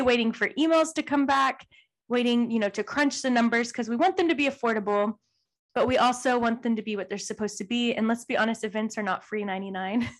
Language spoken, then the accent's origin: English; Texas, United States; we grew up in Texas